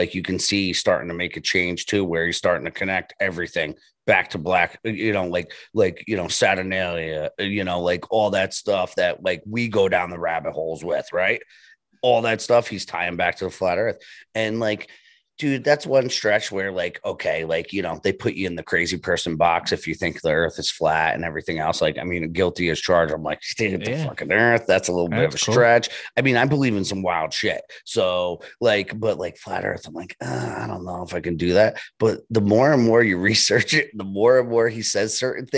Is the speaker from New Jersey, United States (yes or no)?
yes; New Jersey, United States; I'm from Jersey, so everything is like cutthroat because there's 1,000 of us in a square mile